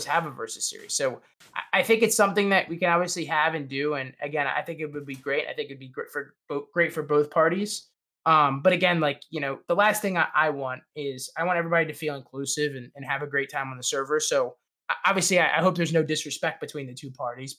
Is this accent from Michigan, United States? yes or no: no; Maryland, United States; I'm from Maryland